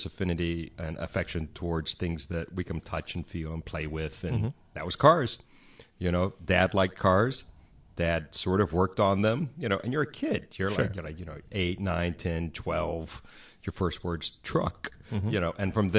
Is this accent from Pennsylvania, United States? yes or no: no; Atlanta, Georgia, United States; moved away as an adult; also born or lived in Los Angeles; I grew up in Atlanta.